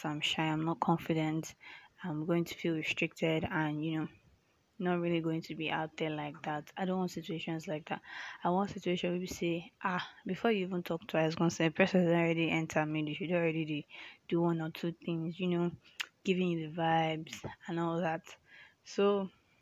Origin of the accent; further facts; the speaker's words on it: Nigeria; also born or lived in Lagos, Nigeria; I'm a Nigerian